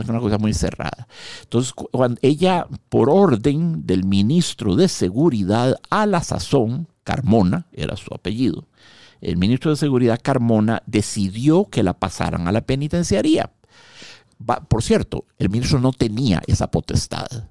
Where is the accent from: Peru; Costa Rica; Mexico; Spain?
Costa Rica; En el 79 salimos del Liceo Franco Costarricense